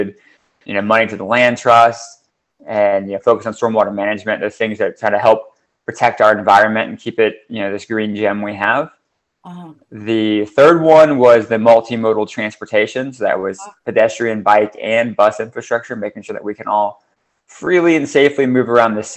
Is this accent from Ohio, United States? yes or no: yes; Ohio, United States; moved away; my hometown, I grew up in a suburb in Ohio